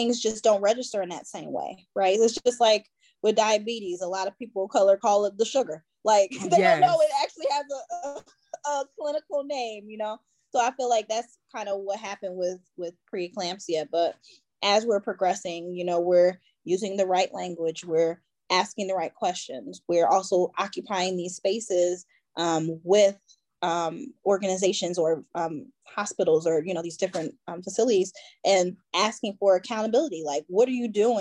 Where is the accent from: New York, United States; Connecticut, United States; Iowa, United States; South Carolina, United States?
New York, United States; Buffalo; moved away; I'm originally from Buffalo, New York, so I usually drive to Buffalo, drop my kids off